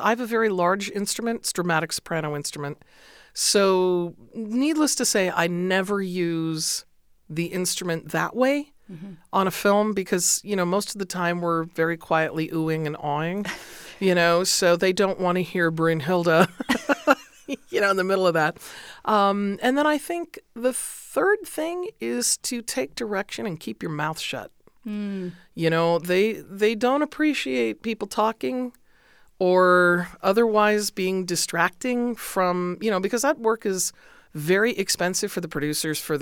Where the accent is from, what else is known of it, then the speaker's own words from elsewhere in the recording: Los Angeles, California, United States; I am a native of Los Angeles